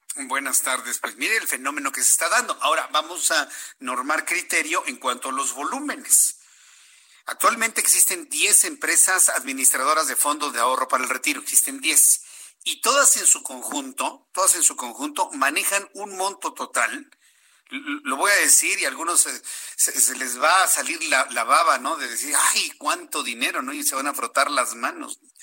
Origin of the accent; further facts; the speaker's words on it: Mexico; Somos mexicanos